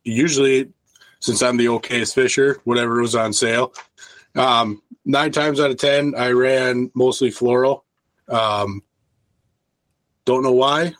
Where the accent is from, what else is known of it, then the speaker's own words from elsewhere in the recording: Milwaukee River, Wisconsin, United States; I grew up near the Milwaukee River